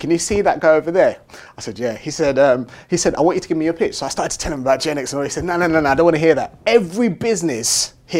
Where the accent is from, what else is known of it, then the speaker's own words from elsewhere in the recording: London, United Kingdom; I grew up in Tottenham, North London